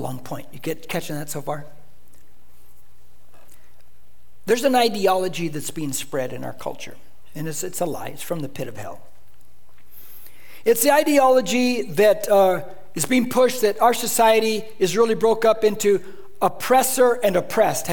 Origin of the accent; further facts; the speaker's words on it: United States; I'm a Christian first, then I'm an American who happens to be Mexican descent